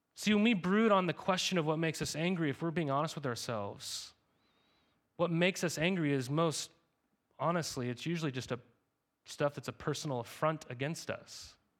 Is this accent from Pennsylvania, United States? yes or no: no; Montana, United States; moved away; I, I grew up in Montana.